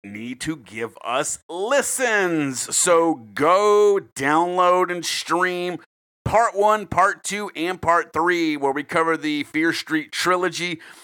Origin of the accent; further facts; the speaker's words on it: South Carolina, United States; I'm a South Carolina boy.